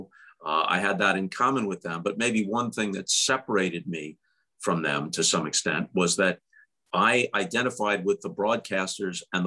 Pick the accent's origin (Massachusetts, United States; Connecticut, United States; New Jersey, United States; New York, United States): New York, United States; Long Island; moved away as an adult; also born or lived in Syracuse / St. Louis / Chicago / Los Angeles; I grew up on Long Island